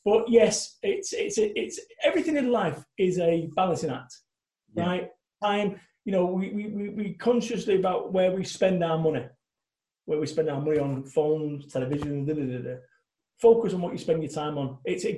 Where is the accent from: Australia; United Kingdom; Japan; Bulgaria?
United Kingdom; Salford, North West England; now in Somerset, United Kingdom; When I first moved in this house over in Somerset, I'm coming from Salford, Manchester, living above Masonettes, above Chippies.